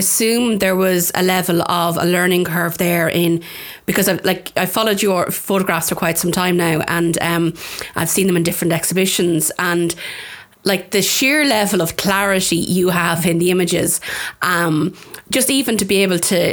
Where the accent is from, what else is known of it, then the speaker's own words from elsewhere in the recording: County Offaly, Leinster, Ireland; I'm from Offaly myself, so I've walked the bogs plenty